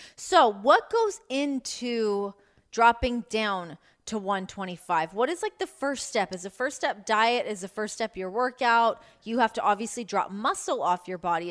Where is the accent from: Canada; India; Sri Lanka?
Canada; as a Canadian